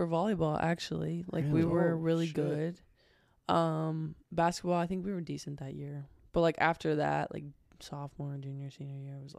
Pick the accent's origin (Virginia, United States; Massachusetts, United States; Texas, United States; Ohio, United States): Ohio, United States; Beaver; also born or lived in Portsmouth, Ohio; I was born in a town called Portsmouth, Ohio. But I didn't live there. I lived in a town called Beaver, Ohio.